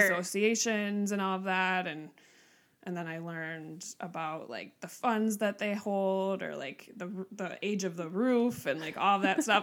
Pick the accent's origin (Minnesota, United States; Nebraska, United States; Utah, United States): Minnesota, United States; Mounds View; I grew up in Mounds View, Minnesota